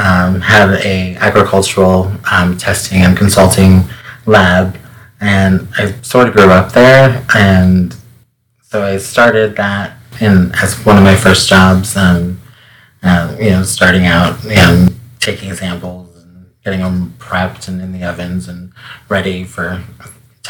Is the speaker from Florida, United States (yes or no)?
no; Great Falls, Montana, United States; I was born in Great Falls, Montana.